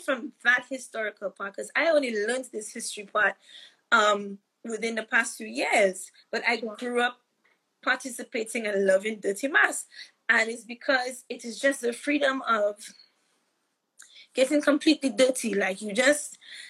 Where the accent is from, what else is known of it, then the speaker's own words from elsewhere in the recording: St. Lucia; now in United Kingdom; when I was a teenager growing up in St. Lucia